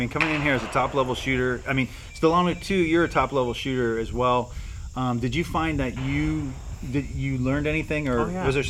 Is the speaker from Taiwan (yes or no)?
no; Canada; everyone knows I'm Canadian